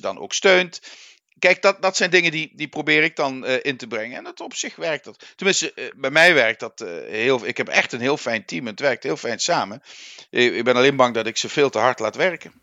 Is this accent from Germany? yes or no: no; Netherlands; moved away; also born or lived in Limburg; Wij Nederlanders